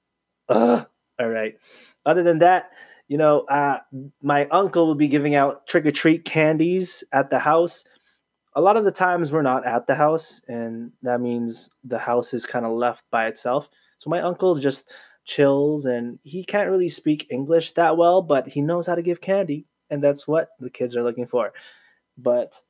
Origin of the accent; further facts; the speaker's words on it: Canada; I was born in Canada. I'm a proud Filipino Canadian